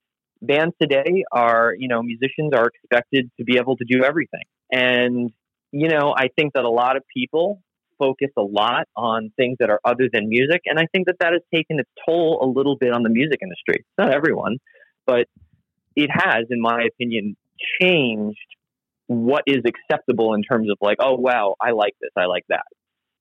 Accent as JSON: {"language": "English", "region": "New York", "country": "United States", "tie": "born or raised there", "said": "you know, when I grew up, I grew up on Long Island. So I grew up listening to like WBAB, which plays classic rock."}